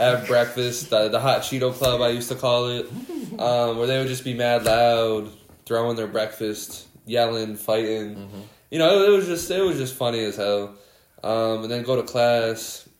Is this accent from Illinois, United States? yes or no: no; Schenectady, New York, United States; I grew up in Schenectady